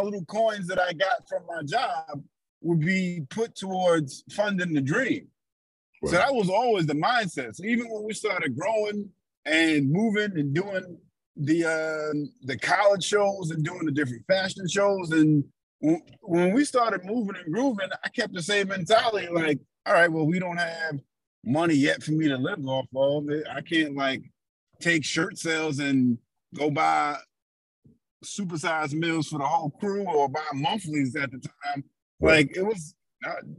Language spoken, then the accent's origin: English; New York City, New York, United States; as a New Yorker